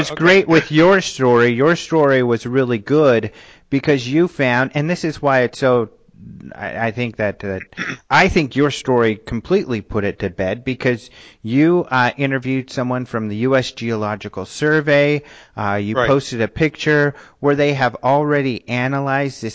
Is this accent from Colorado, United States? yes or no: yes; Colorado, United States; I'm from Colorado and the Southwest and we have tons of mesas